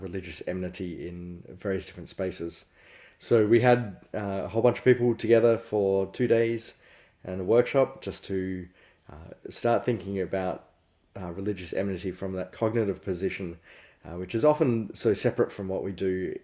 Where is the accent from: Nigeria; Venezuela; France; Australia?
Australia; as an Australian